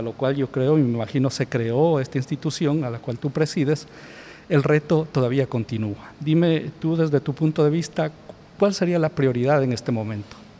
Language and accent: Spanish; Ecuador